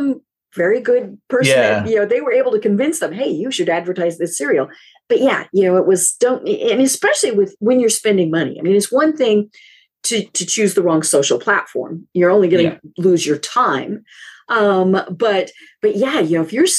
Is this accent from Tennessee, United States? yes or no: no; Colorado, United States; I'm from Colorado, where Coors beer is